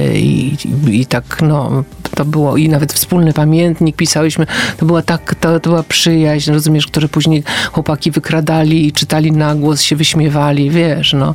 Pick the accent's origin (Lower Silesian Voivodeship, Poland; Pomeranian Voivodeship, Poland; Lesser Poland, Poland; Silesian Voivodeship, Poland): Pomeranian Voivodeship, Poland; Gdańsk; jestem z Gdańska i tam się świętuje imieniny